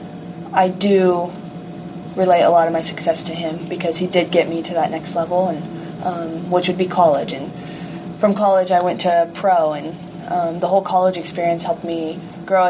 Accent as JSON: {"language": "English", "town": "Rio Rancho", "region": "New Mexico", "country": "United States", "tie": "born or raised there", "said": "So I grew up in New Mexico in a town called Rio Rancho"}